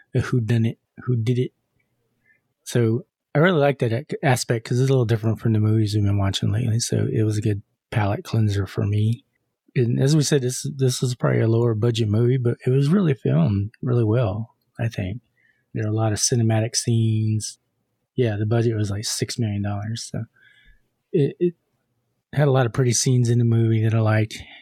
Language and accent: English; Texas, United States; We're from Texas